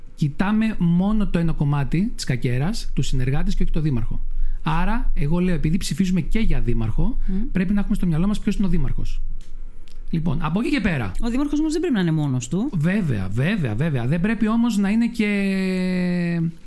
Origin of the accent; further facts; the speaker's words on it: Lemnos, North Aegean, Greece; στο χωριό μου